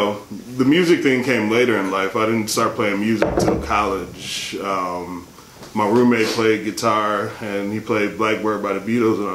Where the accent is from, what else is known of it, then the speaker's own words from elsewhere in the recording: Milwaukee, Wisconsin, United States; I'm originally from Milwaukee, Wisconsin, a small town on the Great Lakes